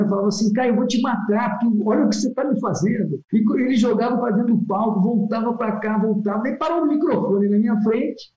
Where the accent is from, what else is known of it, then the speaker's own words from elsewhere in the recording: Sorocaba, São Paulo, Brazil; eu preciso voltar para minha terra, preciso voltar para Sorocaba